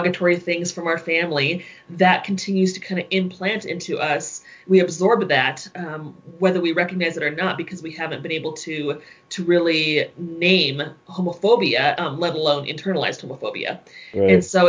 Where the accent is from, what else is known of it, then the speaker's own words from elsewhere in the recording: Colorado Springs, Colorado, United States; I grew up in Colorado Springs, very much contained in a Christian bubble